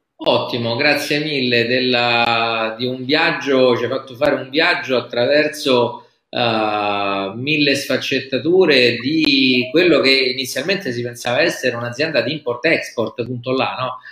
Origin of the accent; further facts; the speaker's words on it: Rome, Lazio, Italy; da romano, ti dico